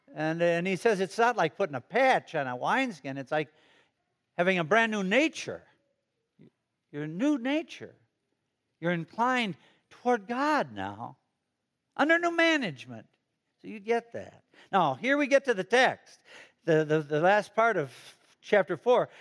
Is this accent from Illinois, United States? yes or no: yes; Chicago, Illinois, United States; moved away as an adult; now in Fishers, United States; I'm from Chicago, the city of Broad Shoulders